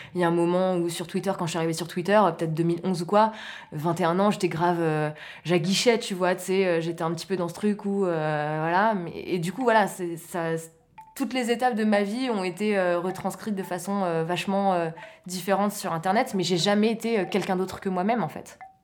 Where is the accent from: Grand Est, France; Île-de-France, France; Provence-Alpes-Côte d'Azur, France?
Île-de-France, France; Maurepas, near Trappes; je viens de, je viens de Morpa, c'est une petite ville à côté de Trappes